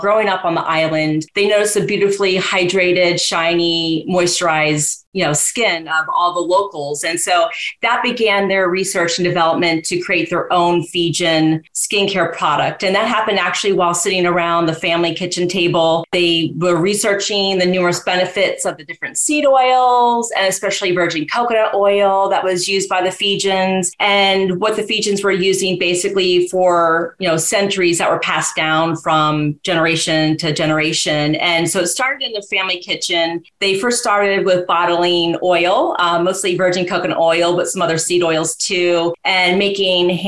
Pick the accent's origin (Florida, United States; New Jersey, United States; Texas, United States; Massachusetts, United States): Florida, United States; growing up in Florida and going to Walt Disney World a lot as a kid